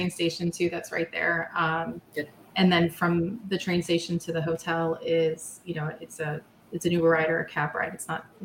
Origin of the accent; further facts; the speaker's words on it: Maryland, United States; I grew up in Maryland